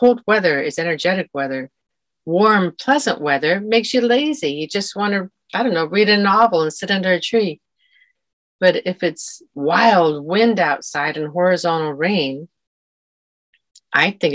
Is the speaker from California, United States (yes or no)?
yes; California, United States; moved away as an adult; now in Scotland, United Kingdom; I think California made me, and I am a Californian who loves Scotland and who live in Scotland forever, probably